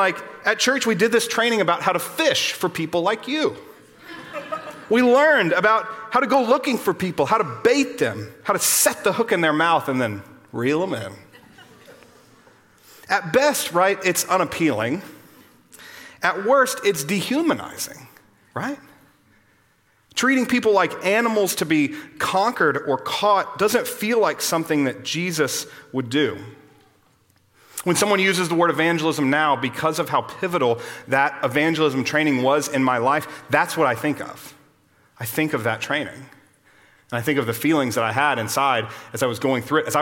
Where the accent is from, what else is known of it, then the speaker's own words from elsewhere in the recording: Austin, Texas, United States; I grew up here in Austin, just down the road from here